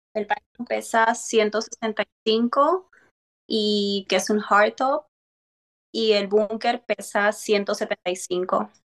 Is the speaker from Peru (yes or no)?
yes; Peru; now in California, United States